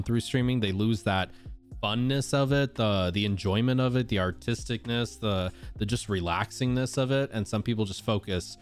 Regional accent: Southern Utah, United States; Growing up, I grew up in Southern Utah, so Disneyland was like a 6 hour or so drive away

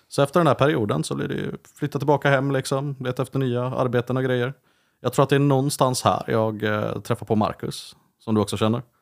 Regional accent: Vänersborg, Västra Götaland, Sweden; also born or lived in Uddevalla; hamnade jag i Vänersborg av alla platser

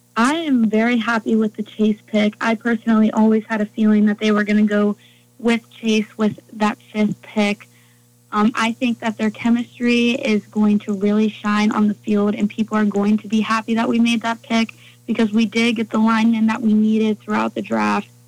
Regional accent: Cincinnati, Ohio, United States; I am from Cincinnati

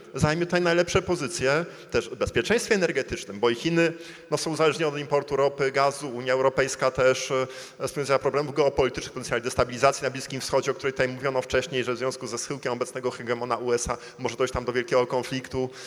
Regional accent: Gdańsk, Pomeranian Voivodeship, Poland; Jestem gdańszczaninem

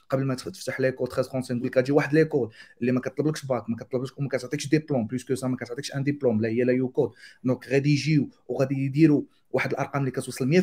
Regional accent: Morocco; على الستاتس ديال ديال ديال اليوث والتالنتس عندنا في المغرب

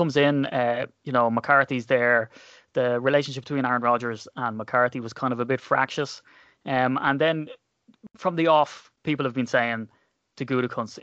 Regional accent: Ireland; I'm Irish

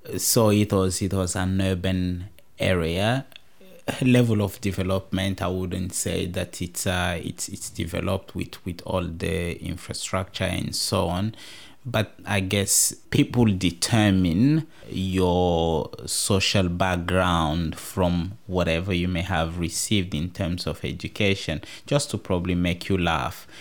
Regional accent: DR Congo; now in Tasmania, Australia

